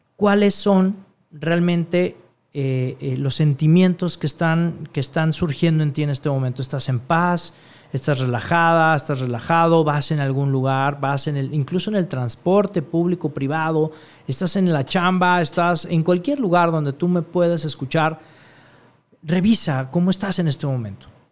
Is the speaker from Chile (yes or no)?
no; Guadalajara, Jalisco, Mexico; en mi tierra, aquí en Guadalajara, Jalisco, México